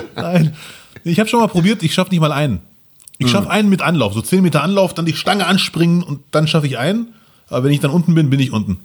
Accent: Germany; kommst du aus Deutschland oder Frankreich, Belgien, bla bla, ne? Ich so, ja, Deutschland

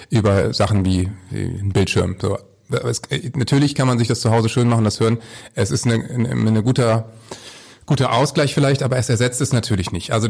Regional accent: Northern Germany, Germany; Aber als Norddeutscher kann ich eben sagen, du regst dich genauso auf.

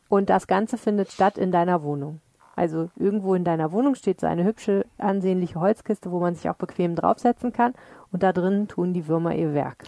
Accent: Dortmund, North Rhine-Westphalia, Germany; now in Düsseldorf, Germany; ich komme ja aus Dortmund

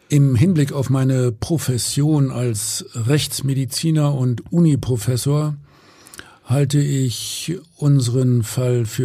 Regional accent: Hamburg, Germany; So, und als Hamburger sage ich jetzt natürlich mal Moin.

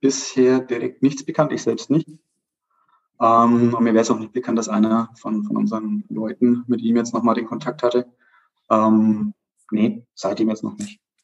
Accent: Pleinfeld, Bavaria, Germany; ich bin aus Kleinfeld

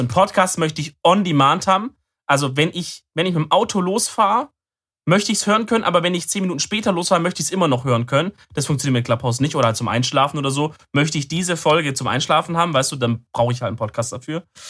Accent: Swabia, Germany; bin ich auch ein Schwabe

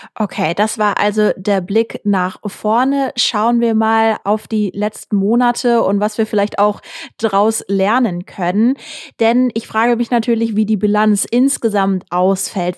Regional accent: Essen, North Rhine-Westphalia, Germany; in meiner Heimatstadt Essen

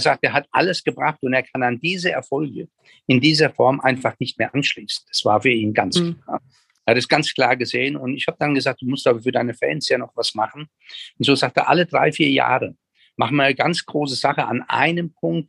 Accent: Germany; als Deutsche

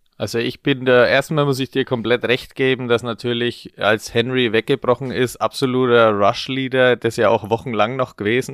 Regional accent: Franconia, Bavaria, Germany; als gebürtiger Franke

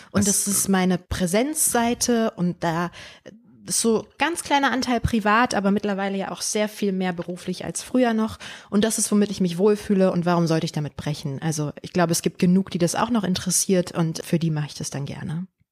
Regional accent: Berlin, Germany; Berlin war und ist meine Heimat

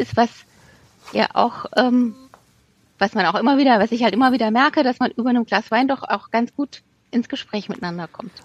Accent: Rhineland-Palatinate, Germany; ich bin ja in der Pfalz aufgewachsen

